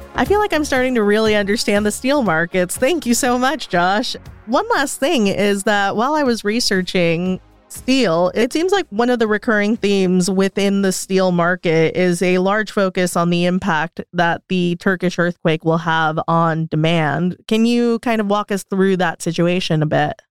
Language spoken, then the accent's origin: English; United States; moved away; being American